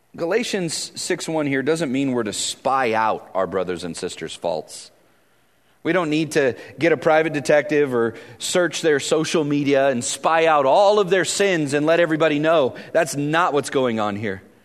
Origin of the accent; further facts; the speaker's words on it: Vallejo, California, United States; I grew up in Vallejo